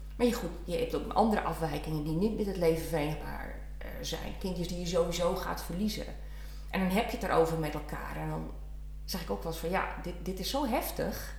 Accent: Leeuwarden, Friesland, Netherlands; also born or lived in Brabant; ik kom uit Friesland, ben geboren getogen Leeuwarden

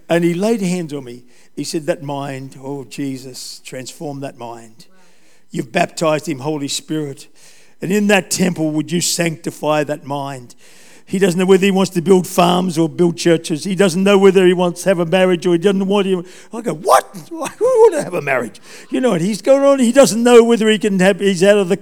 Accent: Taree, New South Wales, Australia; I was brought up in Taree, I went to school there

